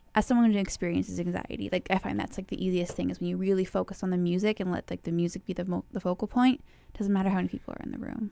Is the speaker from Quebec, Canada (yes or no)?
no; Winnipeg, Manitoba, Canada; moved away; also born or lived in Arizona; I grew up in Winnipeg